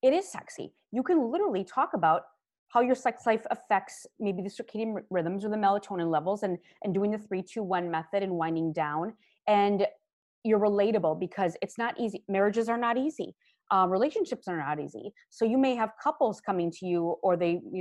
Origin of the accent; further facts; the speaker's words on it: Minnesota and Wisconsin, Midwest, United States; I grew up in Minnesota and Wisconsin, and I went to the University of Minnesota